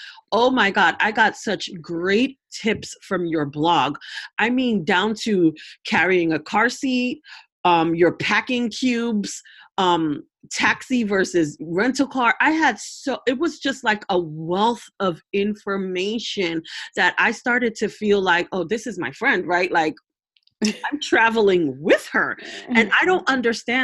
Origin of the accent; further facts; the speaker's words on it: New York, United States; I'm also from New York, from Brooklyn